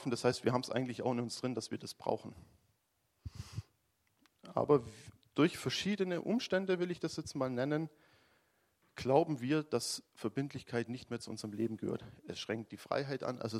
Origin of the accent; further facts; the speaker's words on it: Baden-Württemberg, Germany; also ich komme ja aus dem Schwäbischen mit Schaffer, Schaffer, Häusle bauen